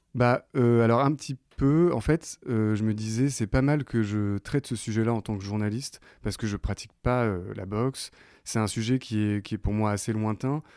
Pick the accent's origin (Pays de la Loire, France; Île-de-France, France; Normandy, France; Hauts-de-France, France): Normandy, France; Caen; autour de Caen, là où j'ai grandi